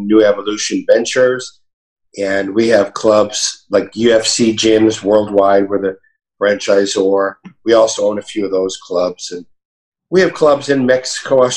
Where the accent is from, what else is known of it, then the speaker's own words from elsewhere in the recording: Montreal, Quebec, Canada; moved away; also born or lived in Toronto, Canada; I'm Canadian. I was born in Montreal